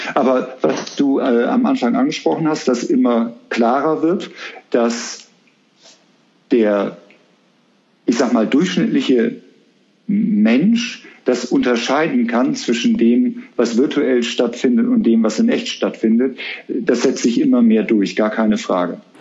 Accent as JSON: {"language": "German", "region": "Bremen", "country": "Germany", "moved": "yes", "lives_now": "Cologne, Germany", "said": "ich bin Bremer"}